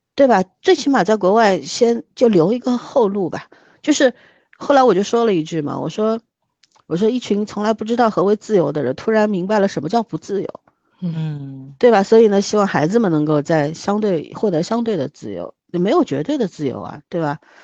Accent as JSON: {"language": "Chinese", "country": "China", "said": "我是中国人，这是我的国家"}